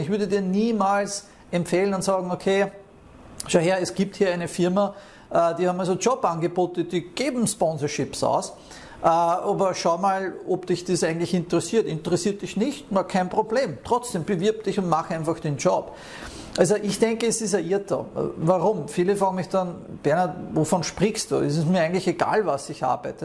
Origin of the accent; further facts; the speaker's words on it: Austria; moved away as an adult; Ich bin teilweise vier Stunden äh, von meinem Heimatort nach Wien gependelt